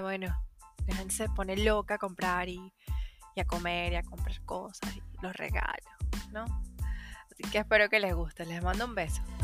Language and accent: Spanish; Venezuela; now in Santiago, Chile; Como venezolana